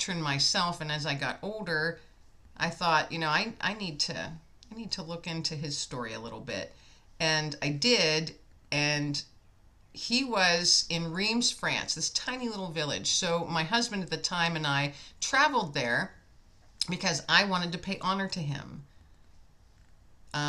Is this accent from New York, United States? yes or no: no; Meadville, Pennsylvania, United States; I'm from Meadville in Pennsylvania